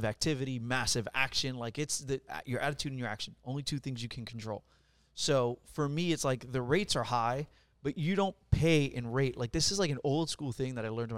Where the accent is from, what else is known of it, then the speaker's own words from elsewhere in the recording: New York, United States; also born or lived in Puerto Rico; now in California, United States; I was born in Puerto Rico. I grew up in New York.